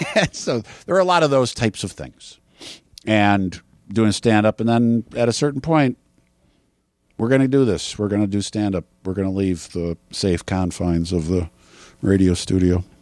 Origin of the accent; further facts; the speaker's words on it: Wisconsin, United States; moved away; I grew up in Wisconsin